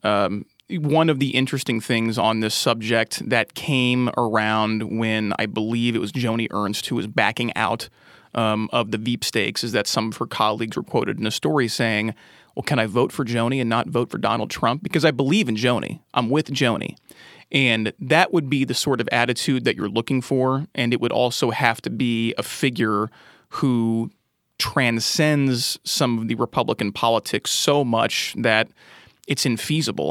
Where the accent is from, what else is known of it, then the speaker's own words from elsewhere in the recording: Indiana, United States; I'm from Indiana, and we're known for basketball